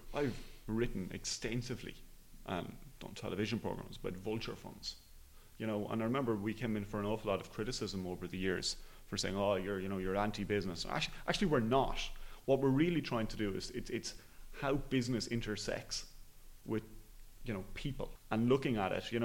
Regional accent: Enniscorthy, Leinster, Ireland; I'm from Enniscorthy in Wexford

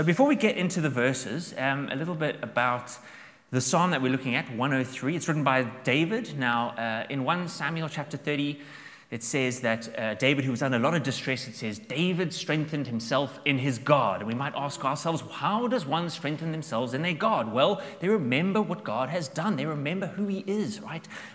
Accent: South Africa; now in Dublin, Ireland; I'm from South Africa, so we are big camping fans

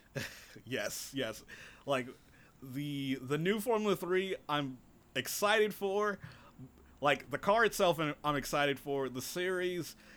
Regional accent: United States; as an American

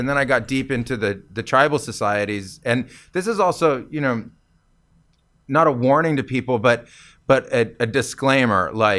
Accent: California, United States; because I came from California

